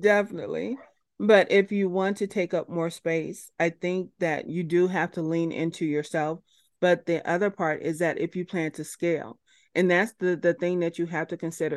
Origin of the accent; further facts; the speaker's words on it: United States; as an American person